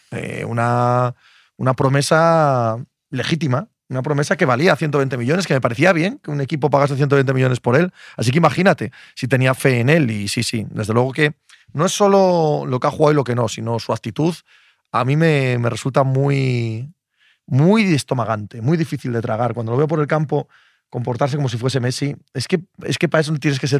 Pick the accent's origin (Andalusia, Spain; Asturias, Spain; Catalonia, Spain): Asturias, Spain; Cangas de Narcea; moved away; en mi pueblo, Cangas de Narcea